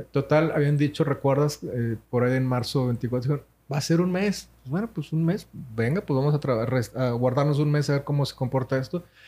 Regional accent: Monterrey, Nuevo León, Mexico; Nosotros somos de Monterrey, Nuevo León, México, sí, señor. Arriba al norte.

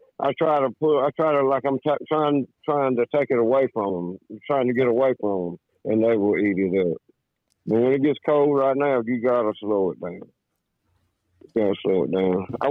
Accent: Fayetteville, North Carolina, United States; I'm from Fayetteville, North Carolina

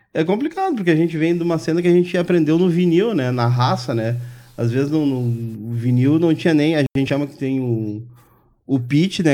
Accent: Brazil; eu morei no Maitá, me criei no Maitá ali

